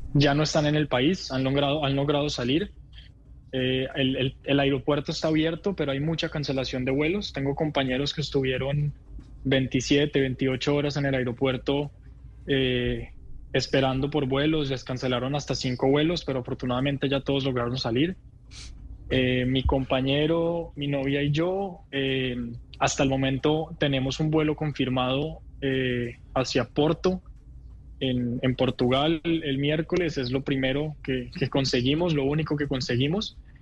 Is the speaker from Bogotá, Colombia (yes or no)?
yes; Bogotá, Colombia; moved away as an adult; now in Israel; soy colombiano, me nací y crecí en Colombia, en Bogotá